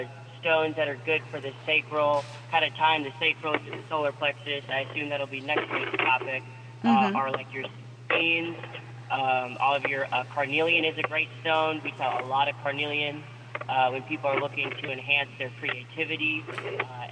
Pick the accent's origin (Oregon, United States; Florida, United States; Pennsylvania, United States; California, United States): Florida, United States; Pensacola; moved away as an adult; also born or lived in New York; I was born in here in Pensacola, Florida